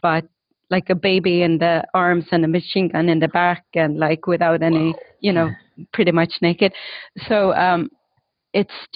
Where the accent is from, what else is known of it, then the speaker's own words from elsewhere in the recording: Stockholm, Stockholm County, Sweden; moved away; I grew up in Stockholm. My parents were refugees, but from Estonia.